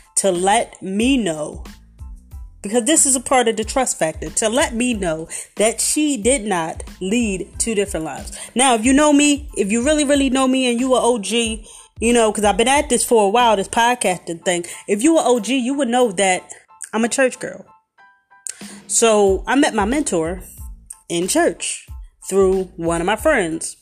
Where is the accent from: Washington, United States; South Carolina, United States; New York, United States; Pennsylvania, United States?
Pennsylvania, United States; Philadelphia; I'm from Philadelphia